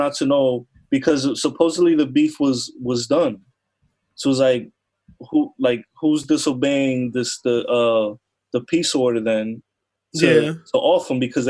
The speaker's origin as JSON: {"language": "English", "region": "New Jersey", "country": "United States", "tie": "born or raised there", "said": "I'm from Jersey, so it's, like, I grew up around people like that."}